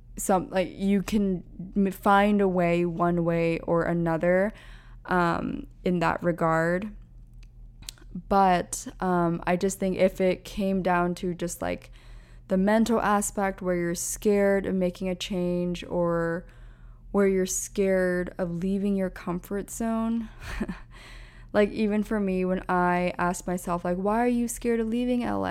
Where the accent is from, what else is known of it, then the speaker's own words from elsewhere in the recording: Pennsylvania, United States; moved away as an adult; also born or lived in Orange County, California / Los Angeles, California; now in New York City, United States; I grew up on the East Coast in Pennsylvania, so we had cold winters already